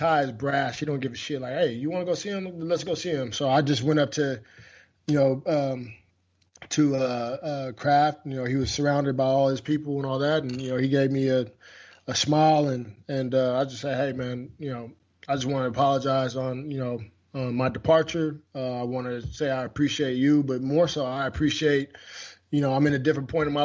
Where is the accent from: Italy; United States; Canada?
United States; Washington; moved away; my home state of Washington